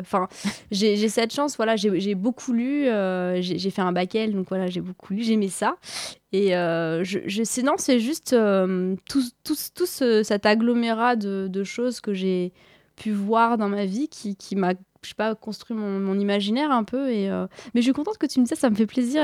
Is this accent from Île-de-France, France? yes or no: yes; Paris, Île-de-France, France; j'ai grandi à Paris euh, ces dernières années